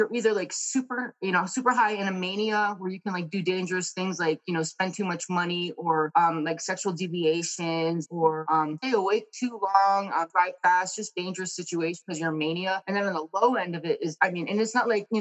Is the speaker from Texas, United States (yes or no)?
no; Connecticut, United States; moved away as an adult; now in Arizona, United States; I grew up in Connecticut